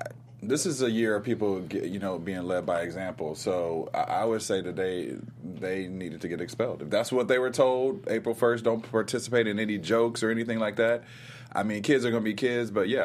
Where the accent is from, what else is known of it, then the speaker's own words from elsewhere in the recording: Ohio, United States; moved away; Well, I grew up in Ohio